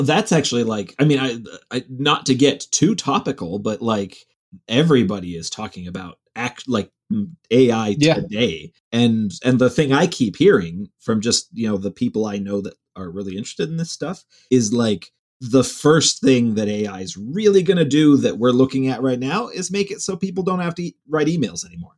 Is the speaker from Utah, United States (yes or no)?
no; Cleveland, Ohio, United States; moved away as an adult; I grew up in Cleveland